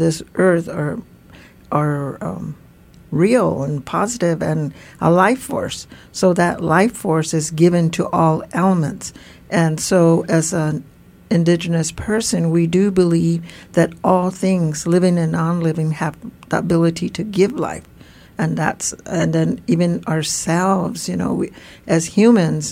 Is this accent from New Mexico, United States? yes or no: yes; Tewa Pueblo community, New Mexico, United States; as a Tewa woman elder who's grown and lived in our community